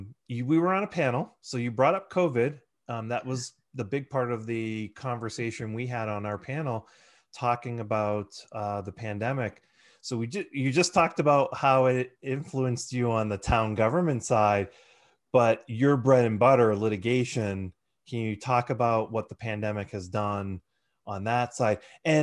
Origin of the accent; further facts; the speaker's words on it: Haverhill, Massachusetts, United States; I grew up the street in Haverhill, so I'm a Merrimack mm-hmm. Valley person.